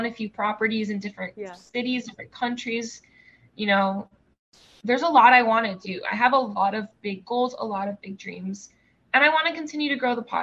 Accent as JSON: {"language": "English", "country": "United States", "tie": "born or raised there", "first_language": "Spanish", "second_language": "English", "said": "I'm not an immigrant. I was born here. I'm a first generation American. Spanish is my first language. So not a native English speaker"}